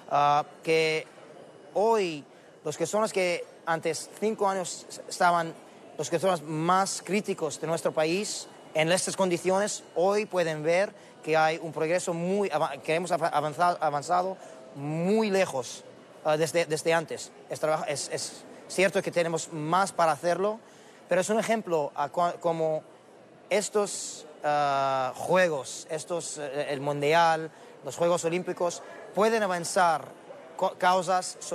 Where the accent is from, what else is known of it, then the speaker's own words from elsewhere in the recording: Qatar; Spanish is a second language; en Qatar, en mi país.